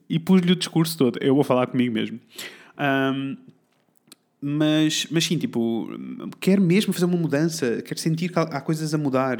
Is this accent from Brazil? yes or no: no; Portugal; somos tugas